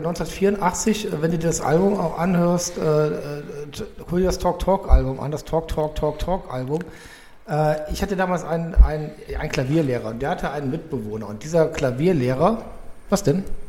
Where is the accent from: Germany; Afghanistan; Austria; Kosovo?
Germany; Cologne, North Rhine-Westphalia; meiner Jugend in Köln